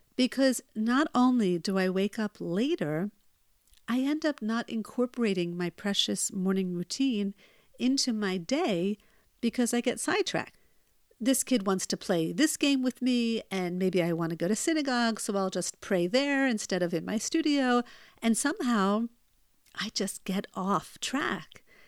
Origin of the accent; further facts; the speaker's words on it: United States; now in Israel; where I grew up in the United States